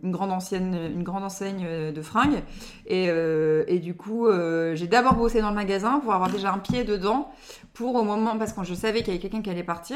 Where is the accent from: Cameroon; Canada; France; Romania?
France; Lille area, Nord, Hauts-de-France; je suis née à Lille, mais on a déménagé juste après, mais euh, juste à côté